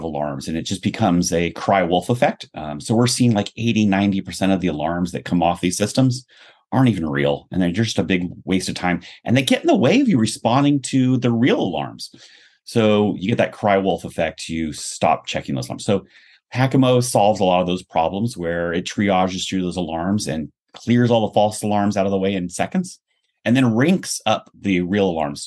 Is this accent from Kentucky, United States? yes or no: no; Cupertino, California, United States; I grew up in Cupertino